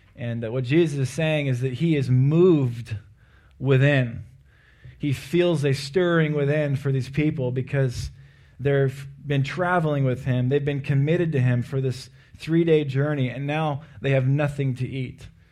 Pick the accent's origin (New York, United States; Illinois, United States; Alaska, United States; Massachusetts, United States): Alaska, United States; Anchorage; I am from Alaska and uh, from Anchorage